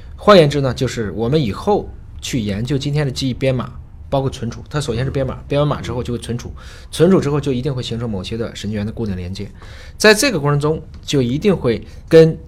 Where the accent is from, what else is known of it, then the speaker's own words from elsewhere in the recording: China; 我们中国人